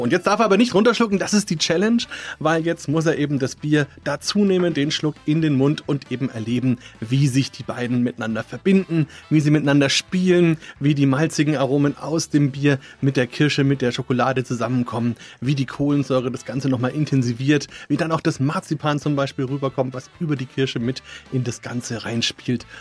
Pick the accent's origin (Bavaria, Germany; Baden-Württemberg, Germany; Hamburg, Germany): Bavaria, Germany; Franconia; Bei uns in Franken